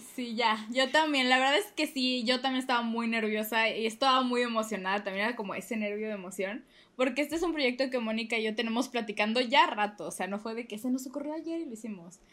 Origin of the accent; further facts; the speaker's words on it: Mexico; somos mexicanas